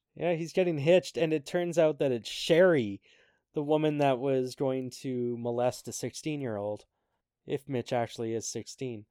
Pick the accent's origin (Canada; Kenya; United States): Canada; Even as a Canadian